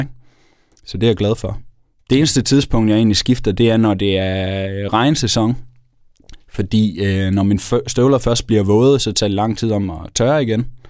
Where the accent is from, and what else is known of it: Denmark